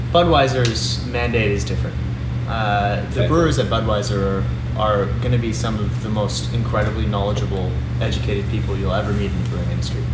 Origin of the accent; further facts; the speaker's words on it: Toronto, Ontario, Canada; also born or lived in Montreal; I'm from Toronto. I grew up here